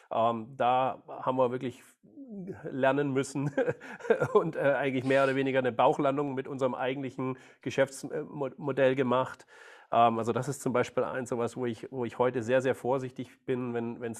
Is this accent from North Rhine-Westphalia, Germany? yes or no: no; Baden-Württemberg, Germany; ich bin, ja, ich bin Schwabe, bin geboren, äh, aufgewachsen, großer VfB-Fan